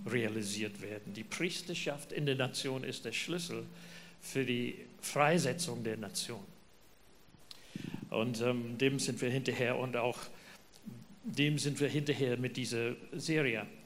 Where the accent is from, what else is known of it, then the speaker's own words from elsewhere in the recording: New Zealand; German is a second language; Ja, schön nach Neuseeland fliegen. Da kommen wir her. Man merkt es an meinem Dialekt, südlichem Klang in meinem Deutsch.